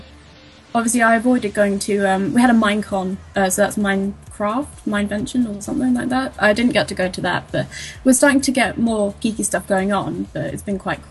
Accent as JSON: {"language": "English", "region": "England", "country": "United Kingdom", "said": "I'm from England."}